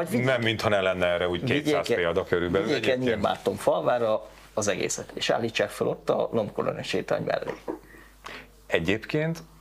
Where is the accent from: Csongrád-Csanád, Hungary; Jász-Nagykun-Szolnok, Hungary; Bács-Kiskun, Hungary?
Jász-Nagykun-Szolnok, Hungary; Karcag; born there; a szülőhelyem egyébként a karcagi kórházba születtem